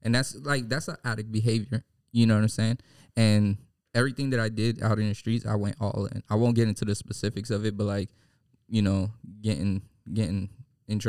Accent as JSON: {"language": "English", "town": "New York City", "region": "New York", "country": "United States", "tie": "born or raised there", "moved": "yes", "lives_now": "San Diego, United States", "said": "I grew up in East 92nd and Rutland Road"}